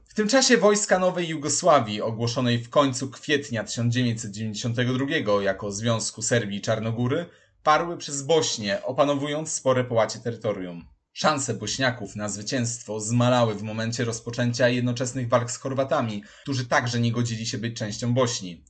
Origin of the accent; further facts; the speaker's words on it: Poland; dla nas Polaków